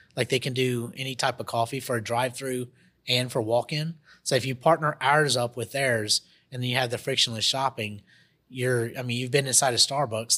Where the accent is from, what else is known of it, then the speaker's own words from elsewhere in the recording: Monroe, Louisiana, United States; also born or lived in Costa Rica / Jackson, Mississippi; now in Baton Rouge, United States; I come originally from Monroe, Louisiana. That's my hometown.